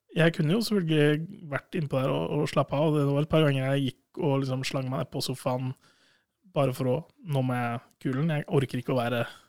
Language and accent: Norwegian; Sandefjord, Vestfold, Norway; also born or lived in Hamar; now in Trondheim, Norway; hjemme i Sandefjord